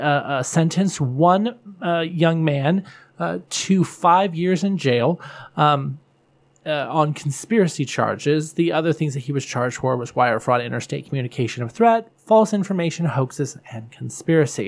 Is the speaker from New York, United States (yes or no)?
yes; Buffalo, New York, United States; I'm from Buffalo